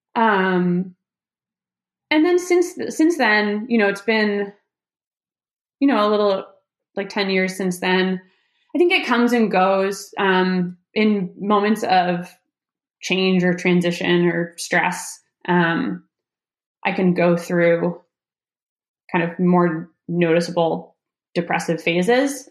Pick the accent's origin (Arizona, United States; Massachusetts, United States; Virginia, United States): Massachusetts, United States; now in North Carolina, United States; I'm from Massachusetts